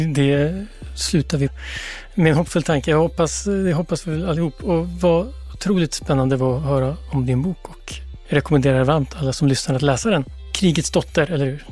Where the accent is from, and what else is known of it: Ludvika, Dalarna County, Sweden; born or raised there; also born or lived in Brazil